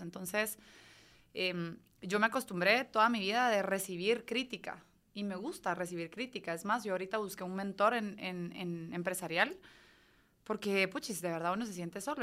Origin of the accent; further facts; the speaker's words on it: Guatemala; moved away as an adult; yo me fui de Guate para ser nadadora olímpica